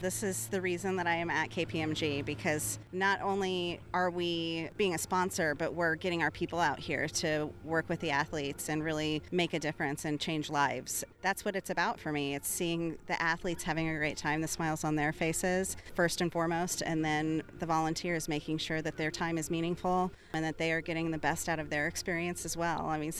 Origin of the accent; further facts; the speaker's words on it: Missouri, United States; That's why I'm proud that I'm from Missouri